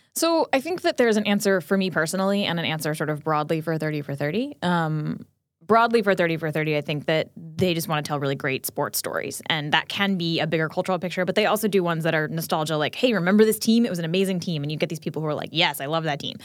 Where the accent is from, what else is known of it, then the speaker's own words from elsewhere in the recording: New Jersey, United States; I grew up in New Jersey, like, going to Metro Stars games